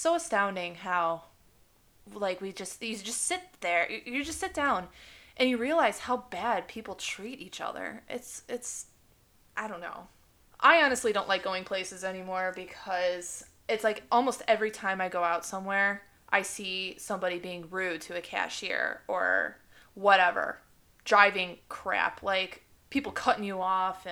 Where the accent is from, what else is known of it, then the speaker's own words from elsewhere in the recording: Chicago, Illinois, United States; I'm blessed to have lived so close to Chicago over the years, like since I was born